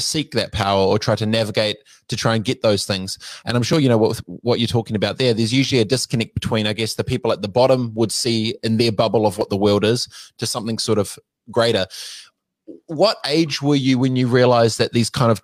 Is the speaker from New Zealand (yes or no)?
yes; New Zealand; I'm from New Zealand. We're a small nation of 5 million